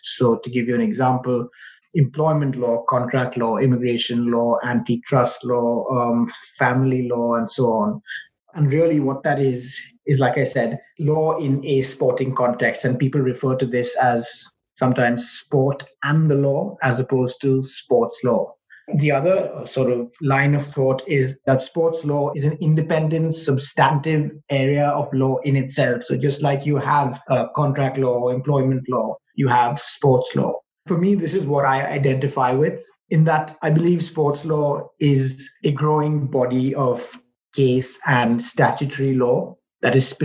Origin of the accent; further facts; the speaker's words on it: India; moved away as an adult; now in United Kingdom; qualified in India, which is where I'm from